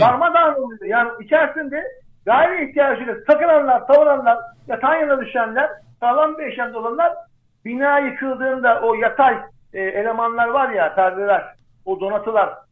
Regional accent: Erzincan, Turkey; ben mesela Erzincanlıyım

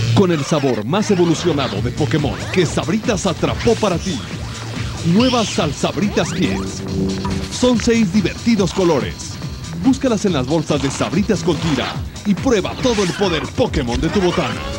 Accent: Mexico

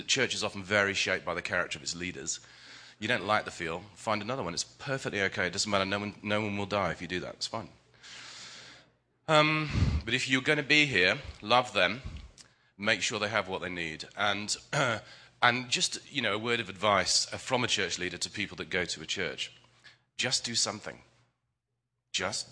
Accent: England, United Kingdom; I'm English

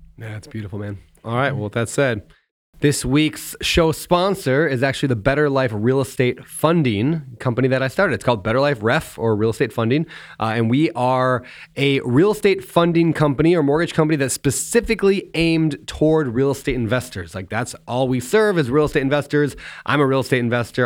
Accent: United States; growing up in America

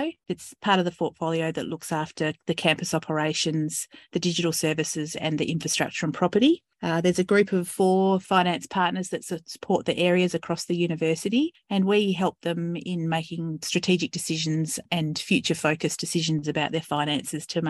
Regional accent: Western Australia, Australia; moved away as an adult; also born or lived in Northern Territory / Darwin; now in Ocean Grove, Australia; I was born and raised in Western Australia.

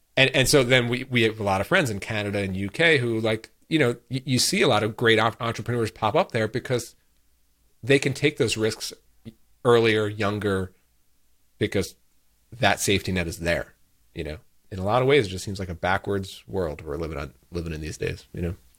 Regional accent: United States; as an American

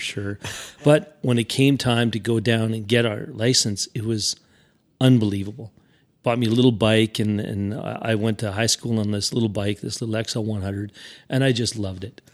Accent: Regina, Saskatchewan, Canada; I'm from Regina

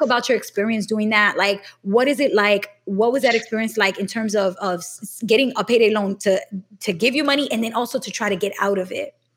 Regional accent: New York City, New York, United States; I grew up in Brooklyn in a neighborhood that was predominantly black and Latino

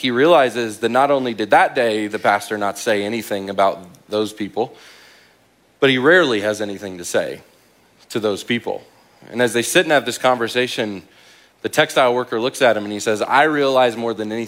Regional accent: Midwest, United States; also born or lived in Dallas-Fort Worth, Texas; now in Manitou Springs, United States; We're both from the Midwest

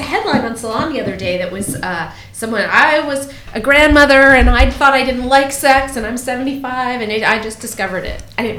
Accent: California, United States; No, I'm from California.

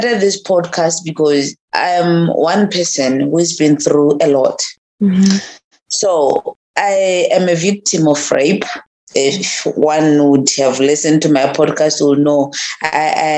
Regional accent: Botswana; As a Motswana woman, I grew up in a very, very rural place called Makhabane

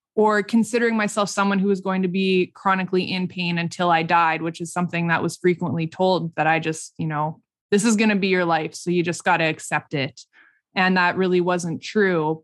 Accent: Saskatchewan, Canada; also born or lived in Regina / Toronto / Vancouver; we're all from Saskatchewan here, Saskatchewan-based

